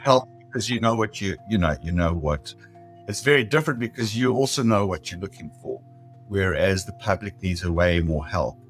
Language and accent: English; South Africa; moved away as an adult; now in San Diego, United States; I was born in South Africa. I immigrated um, when I was uh, 40 years old.